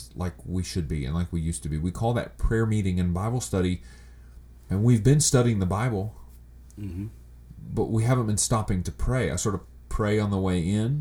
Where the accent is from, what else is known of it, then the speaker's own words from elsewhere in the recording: United States; us as American pastors